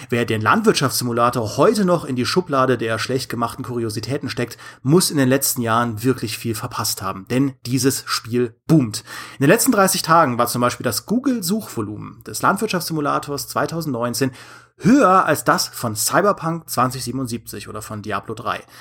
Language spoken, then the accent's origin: German; Rhineland-Palatinate, Germany; Wenn ich immer wieder darauf rumreite, dass ich aus Trier stamme, dann ist das nur halb korrekt, denn eigentlich stamme ich aus einem kleinen Dorf bei Trier.